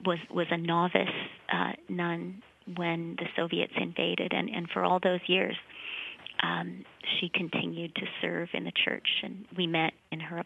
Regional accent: Western Canada, Canada; first language Ukrainian; English is a second language; moved away; I grew up in Western Canada

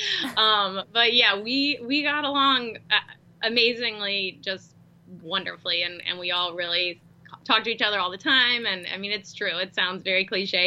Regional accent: Charleston, South Carolina, United States; we're actually both from Charleston, South Carolina

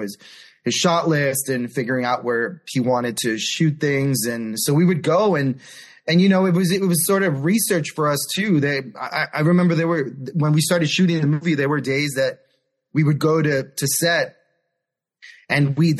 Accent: New York City, New York, United States; I was born and raised in New York City in Manhattan and Washington Heights.

